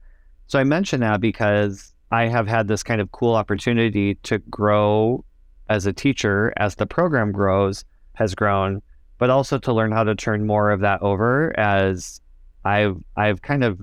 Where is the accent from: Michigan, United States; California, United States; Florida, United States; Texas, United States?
Michigan, United States; after teaching for 2 years in a small town back home in my home state of Michigan